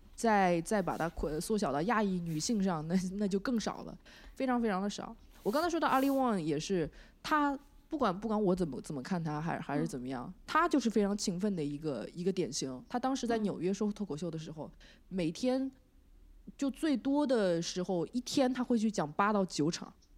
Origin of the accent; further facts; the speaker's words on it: China; moved away as an adult; also born or lived in San Francisco Bay Area, United States; now in Los Angeles, United States; 我觉得国内，我从，我就是从国内出来的